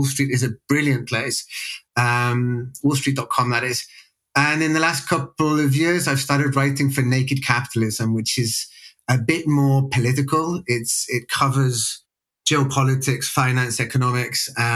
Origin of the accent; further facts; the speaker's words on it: West Midlands, United Kingdom; also born or lived in Sheffield; I'm British born and bred, grew up in an area of England called the West Midlands, which is about 40 miles south of Birmingham